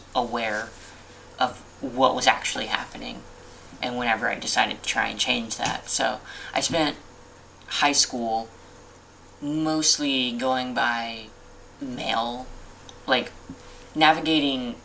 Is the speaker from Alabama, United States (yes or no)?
yes; Alabama, United States; I grew up in Alabama, so I grew up in the South